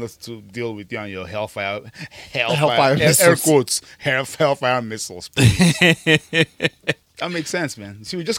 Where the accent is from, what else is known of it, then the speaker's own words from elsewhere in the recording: Nigeria; moved away; I'm Nigerian and love my culture.